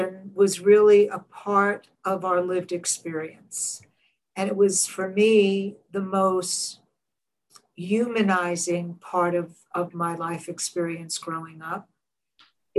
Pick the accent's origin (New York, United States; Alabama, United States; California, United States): New York, United States; New York City; I grew up in Coney Island, Brooklyn, in the NYCHA housing, which is New York City Housing Authority, public housing.